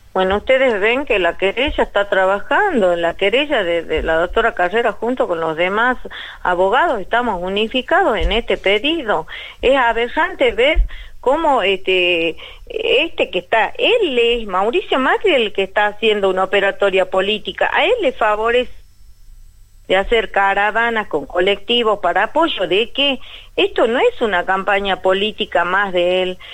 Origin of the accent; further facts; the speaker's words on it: Argentina; los argentinos tenemos que, que destaparnos ya